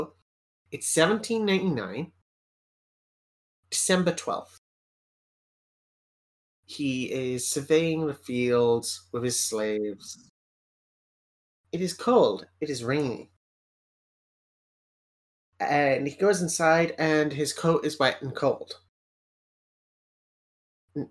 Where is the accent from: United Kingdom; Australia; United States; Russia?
United Kingdom; I'm British